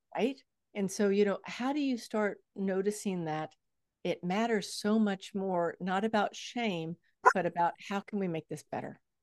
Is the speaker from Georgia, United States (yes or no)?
no; Texas, United States; I come from Texas. Texas is flat as a board